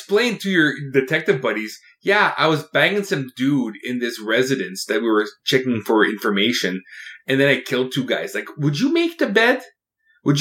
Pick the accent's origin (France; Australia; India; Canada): Canada; I'm Canadian